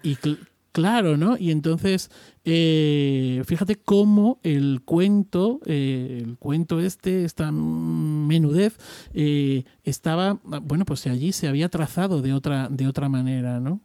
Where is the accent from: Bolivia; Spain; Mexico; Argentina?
Spain; Extremadura; soy extremeño